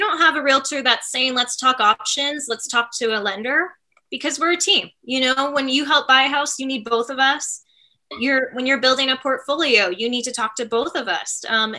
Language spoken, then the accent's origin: English; Canada; As a Canadian, I remember being like